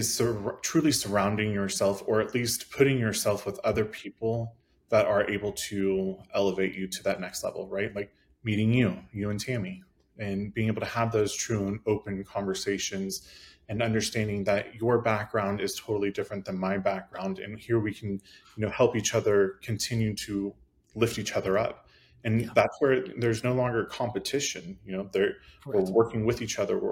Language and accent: English; Midwest, United States; I grew up in the Midwest, I'm gay, and so obviously that is not normal around our area, small town America